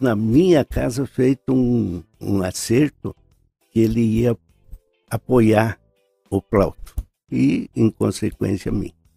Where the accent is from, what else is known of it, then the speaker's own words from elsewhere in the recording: Ponta Grossa, Paraná, Brazil; also born or lived in Curitiba; Eu nasci nesta rua, em frente da Igreja Nossa Senhora Conceição.